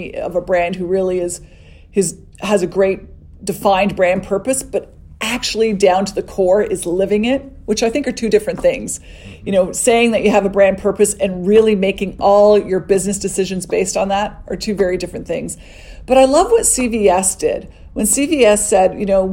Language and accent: English; Canada; being Canadian